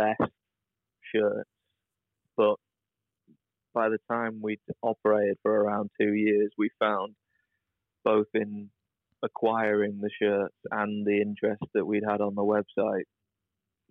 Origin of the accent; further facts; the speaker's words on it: United Kingdom; we're British.